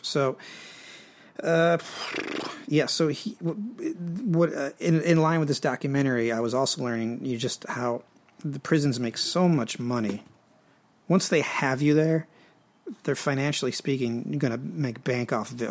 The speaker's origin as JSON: {"language": "English", "country": "United States", "said": "I am American, but half of me is French Canadian in nature, or no, in origin"}